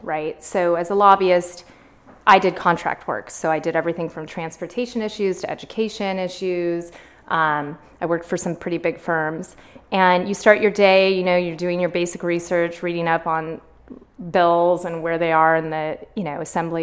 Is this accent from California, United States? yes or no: yes; Sacramento, California, United States; also born or lived in Berkeley; I was born and raised in Sacramento